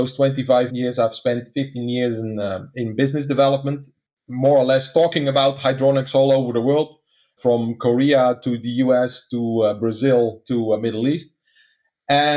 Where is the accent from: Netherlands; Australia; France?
Netherlands; accent: Dutch; English is a second language; some of your listeners are trying to place my accent right now, is that I'm actually a Dutch guy